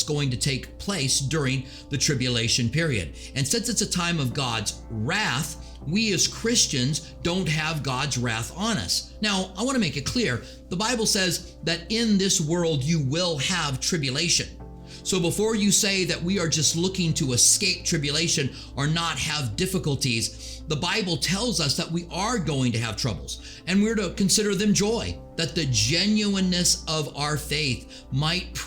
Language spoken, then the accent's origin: English; United States; I'm an American